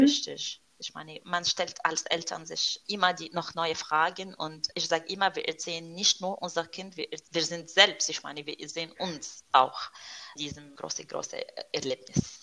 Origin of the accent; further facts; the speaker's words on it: Syria; German is a second language; moved away as an adult; also born or lived in France; now in Stuttgart, Germany; Ich komme, ich stamme aus Syrien